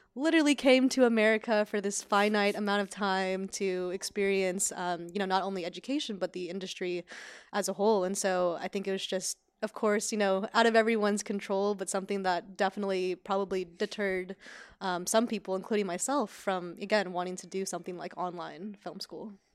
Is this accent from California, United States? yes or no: yes; Sacramento, California, United States; moved away as an adult; now in Los Angeles, United States; even though I'm from California, being from Sacramento, Northern California